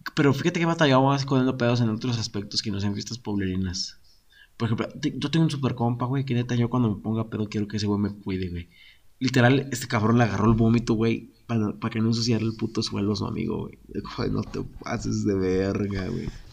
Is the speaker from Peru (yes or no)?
no; San José, Mexico; Nosotros en San José